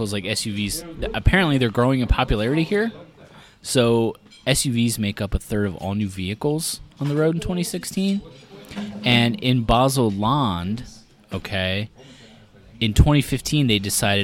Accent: United States; moved away as an adult; now in Switzerland; as an American does

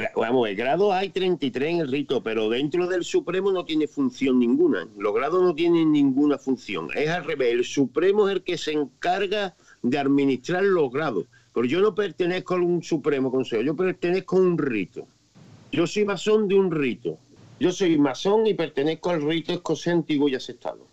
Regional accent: Spain; soy español

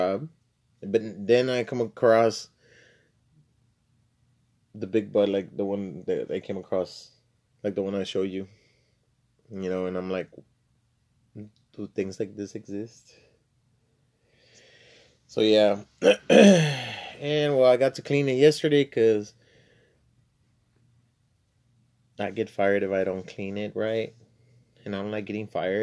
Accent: South Texas border town, United States; I was born and raised in the border town, still in South Texas. I was born in Texas, and, but I'm bilingual

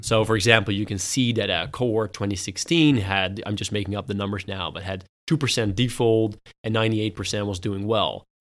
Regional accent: Netherlands; also born or lived in United States / United Kingdom; I grew up in the Netherlands, uh, but studied in the U S and in the U K

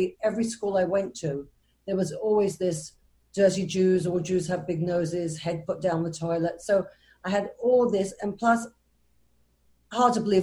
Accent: London, United Kingdom; moved away; I'm originally from England, born in London, and brought up in a, what we would call a modern Orthodox Jewish family

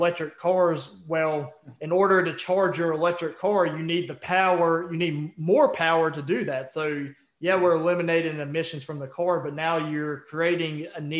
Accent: West Virginia, United States; now in Virginia, United States; I live in Virginia, and literally, you know, 10 minutes from where I live. And we're also from West Virginia

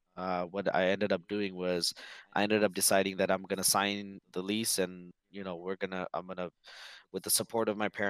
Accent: Sacramento, California, United States; also born or lived in Fiji / Bay Area; So I was born in Fiji. Moved here with my family when I was about 5 and a half. We were in the Bay Area for the first 6 months, 9 months, and then we moved to Sacramento. We've been here since.

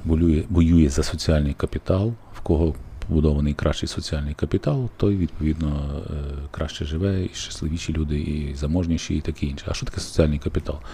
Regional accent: Lviv, Lviv Oblast, Ukraine; я, як львів'янин

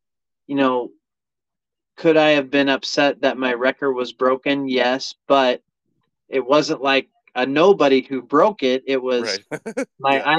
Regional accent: Buffalo, New York, United States; we're from Buffalo, New York.

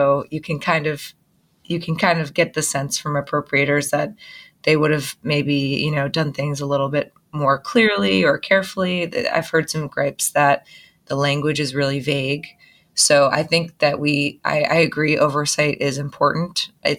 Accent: Massachusetts, United States; from Massachusetts near Gloucester.

